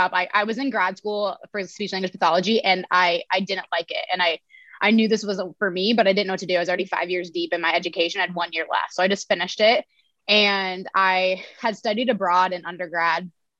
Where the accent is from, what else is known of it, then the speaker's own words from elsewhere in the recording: Logan, Iowa, United States; I'm from Logan, Iowa. It's a small town, 1500 people. And I grew up pretty averagely.